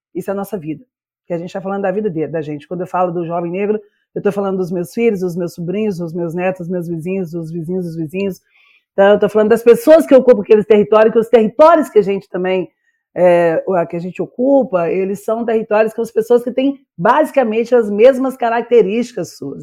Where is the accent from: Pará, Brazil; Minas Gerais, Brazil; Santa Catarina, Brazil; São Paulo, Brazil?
Minas Gerais, Brazil; also born or lived in Bahia / Belo Horizonte; eu sou baianeira, porque eu nasci em Minas, mas morei um tempo na Bahia